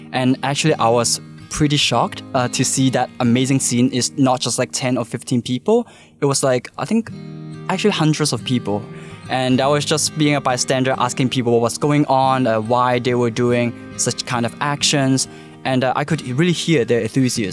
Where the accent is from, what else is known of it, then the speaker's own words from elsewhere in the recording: Hong Kong; I was born and raised in Hong Kong